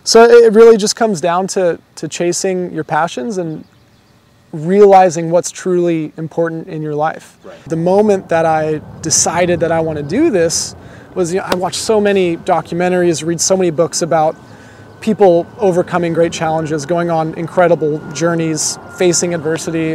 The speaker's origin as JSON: {"language": "English", "region": "Southern California", "country": "United States", "tie": "born or raised there", "also_born_or_lived": "Australia", "said": "Born and raised in Southern California, grew up here"}